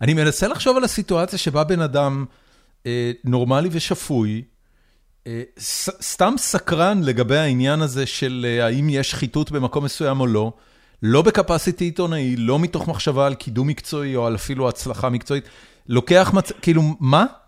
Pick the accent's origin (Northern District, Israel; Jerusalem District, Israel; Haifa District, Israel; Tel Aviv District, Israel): Haifa District, Israel; Haifa; גדלתי בחיפה